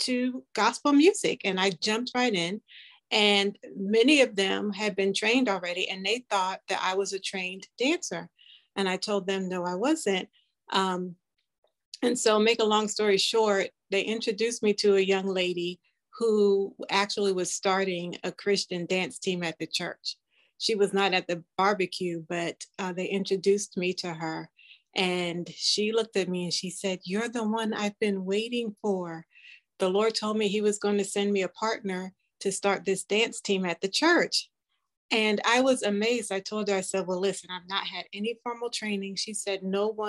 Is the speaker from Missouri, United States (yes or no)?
no; Charleston, South Carolina, United States; growing up in Charleston, South Carolina, with our four TV stations